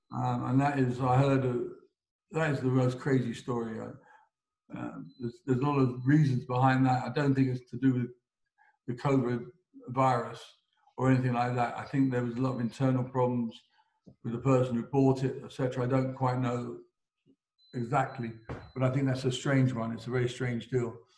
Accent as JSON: {"language": "English", "region": "England", "country": "United Kingdom", "said": "I'm English"}